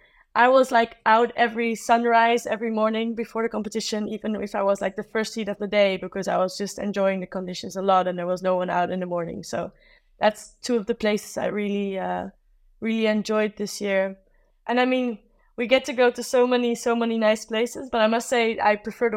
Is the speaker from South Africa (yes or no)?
yes; South Africa; I grew up like in South Africa, and that's also Africa, but this is a different type of Africa.